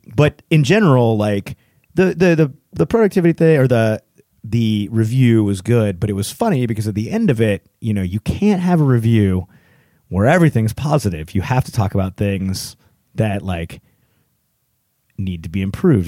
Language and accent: English; Texas, United States; now in Hillsboro, United States; I'm a Texan